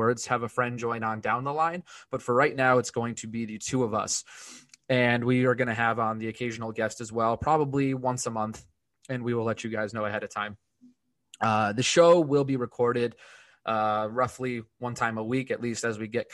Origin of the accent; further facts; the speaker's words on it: Connecticut, United States; born and raised in Connecticut